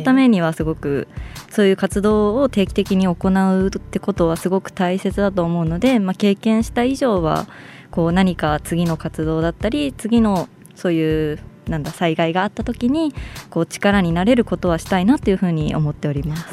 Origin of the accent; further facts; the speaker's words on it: Sendai, Miyagi, Japan; moved away as an adult; now in Tokyo, Japan; 地元が仙台市